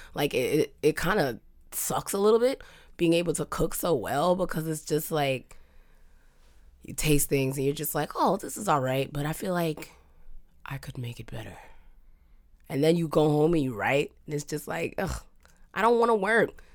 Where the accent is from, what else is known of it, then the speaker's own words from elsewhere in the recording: New York, United States; moved away; I'm a New Yorker.